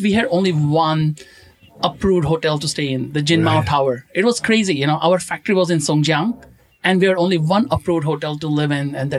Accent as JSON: {"language": "English", "region": "Goa", "country": "India", "tie": "born or raised there", "moved": "as an adult", "lives_now": "Shanghai, China", "said": "my hometown in India."}